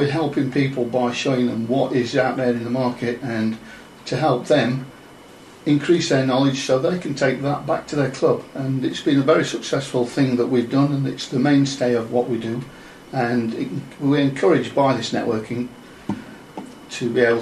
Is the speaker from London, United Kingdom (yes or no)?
no; Chesterfield, East Midlands, United Kingdom; moved away; Hail from Chesterfield in Derbyshire.